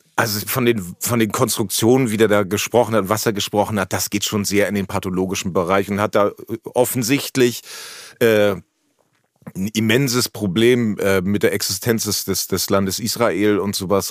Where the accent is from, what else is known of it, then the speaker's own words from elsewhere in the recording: Hemmoor, Lower Saxony, Germany; moved away; ich komme aus Hemmoor und da gab es ein Kino